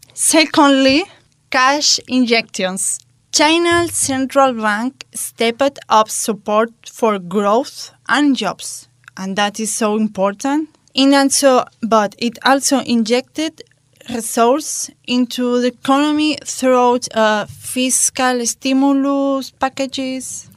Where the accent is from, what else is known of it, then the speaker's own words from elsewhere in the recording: Spain; in my hometown, at the end of the year, like October or November, we have curfew.